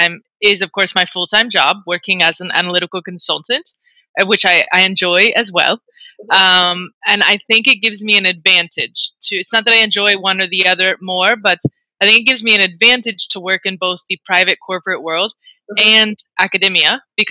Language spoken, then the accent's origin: English; United States; now in Spain; I'm an American working in Spain